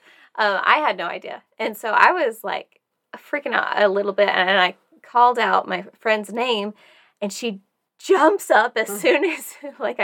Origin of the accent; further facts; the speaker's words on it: Tennessee, United States; I grew up in Tennessee.